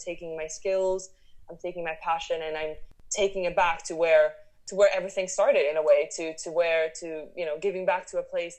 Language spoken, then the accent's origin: English; Italy; also born or lived in Switzerland / France / United States / Paris; I'm Italian. My parents are Italian, but I was born in Switzerland. And then we moved to France, to Italy, the United States, back to Paris, then London for university.